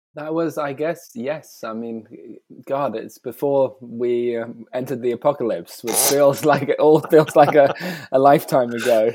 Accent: United Kingdom; moved away as an adult; also born or lived in Italy / South Africa / Australia; I'm a British artist who um, I've spent most of the uh, last, I guess, 15 years outside of the UK

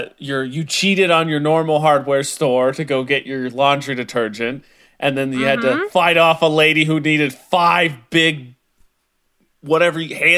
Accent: Indiana, United States; You know, when I was... born and raised in Indiana, right?

